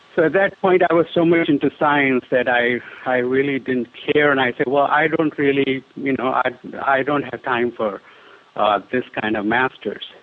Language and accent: English; Delhi, India; when I was a child, I, I grew up in India, primarily Delhi, which is the capital of India